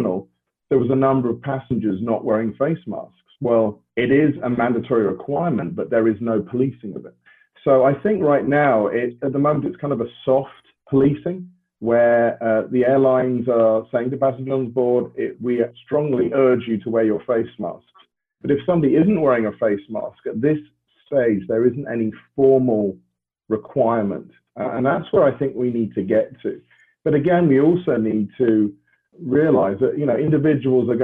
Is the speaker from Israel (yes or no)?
no; United Kingdom; as a Brit